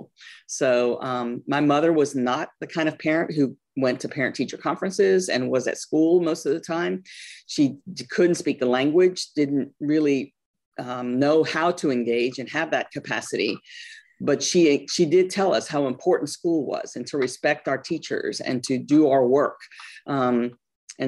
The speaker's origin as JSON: {"language": "English", "region": "North Carolina", "country": "United States", "tie": "born or raised there", "also_born_or_lived": "Guayaquil, Ecuador / New York City, New York, United States", "said": "When I told you that I grew up in New York City, we moved to North Carolina when I was about 10 years old"}